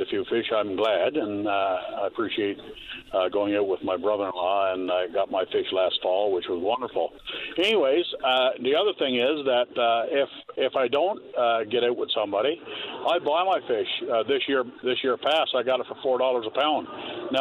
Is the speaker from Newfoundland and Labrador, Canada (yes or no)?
yes; Birchy Head, Bonne Bay, Newfoundland and Labrador, Canada; I was born and raised in Birchhead, Bombay